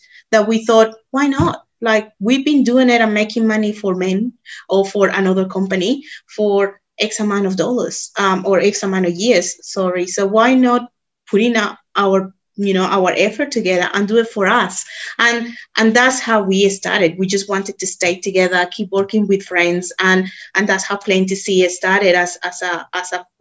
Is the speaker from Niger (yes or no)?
no; Colombia; moved away as an adult; now in Australia; I'm originally from Colombia.